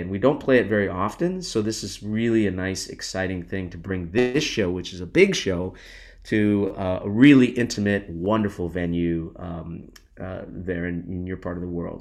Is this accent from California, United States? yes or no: yes; Los Angeles, California, United States; I grew up in Los Angeles and we used to go as a family to the Hollywood Walk of Fame